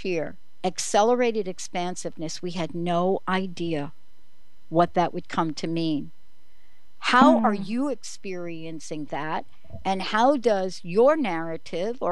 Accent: New York, United States; growing up in New York

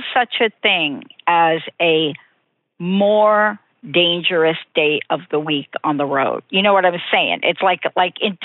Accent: New York, United States; I'm from New York

